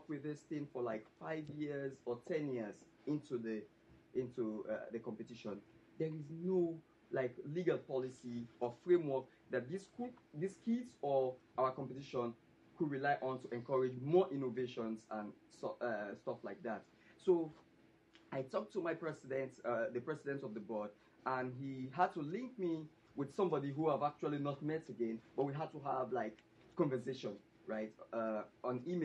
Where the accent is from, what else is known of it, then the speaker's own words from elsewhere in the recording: Sierra Leone; I'm really from Sierra Leone, West Africa